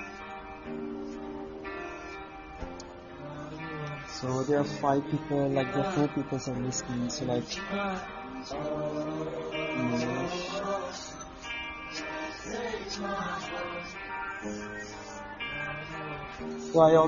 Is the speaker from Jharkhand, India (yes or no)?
yes; Jharkhand, India; first language Hindi; English is a second language; I'm not from Delhi. Maybe you haven't heard about that state. I'm from Jharkhand.